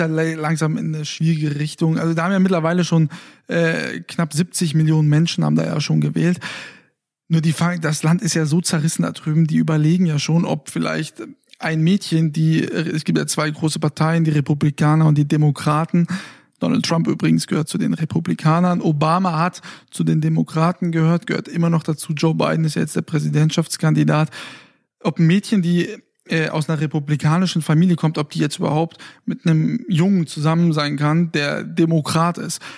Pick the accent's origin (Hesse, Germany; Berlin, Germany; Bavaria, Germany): Hesse, Germany; Fulda; moved away; in meiner Heimatstadt